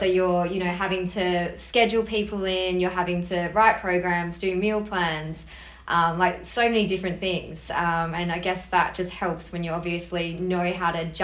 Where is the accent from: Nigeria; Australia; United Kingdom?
Australia; Perth, Western Australia; I was born in Australia, born in Perth actually, lived here my whole life.